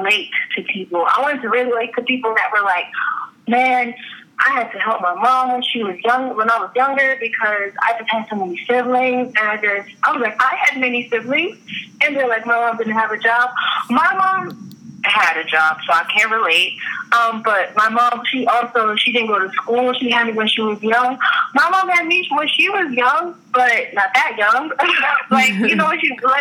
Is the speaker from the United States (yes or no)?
yes; New York City, New York, United States; now in Orlando, United States; I was raised in Far Rockaway, Queens, New York